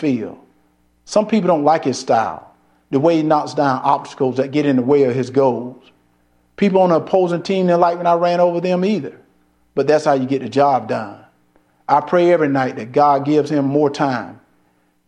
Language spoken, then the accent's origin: English; Deep South, United States; Growing up in the Deep South